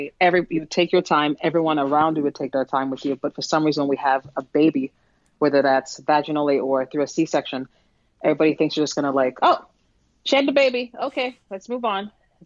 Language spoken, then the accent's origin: English; Jamaica; also born or lived in New York; now in New Jersey, United States; I'm originally from Jamaica, so a lot of my family is in Jamaica.